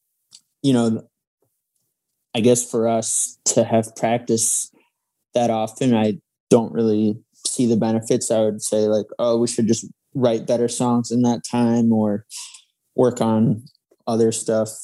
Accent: West Hartford, Connecticut, United States; moved away as an adult; now in New York, United States; I was from West Hartford, Connecticut

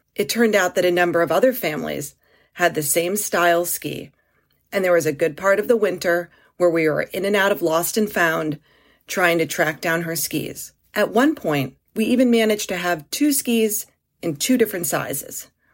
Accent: Maryland, United States; growing up in Maryland

